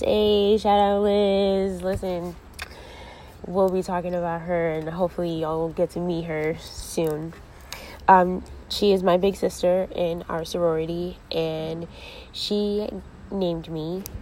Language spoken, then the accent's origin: English; Ansonia, Connecticut, United States; also born or lived in New Haven, Connecticut; I grew up in Ansonia, a real small town in Connecticut